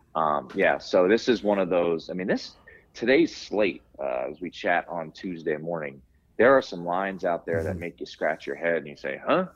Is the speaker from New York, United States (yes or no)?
no; Rockville, Maryland, United States; me growing up in Rockville, Maryland, you know, 20 minutes outside of, of, of DC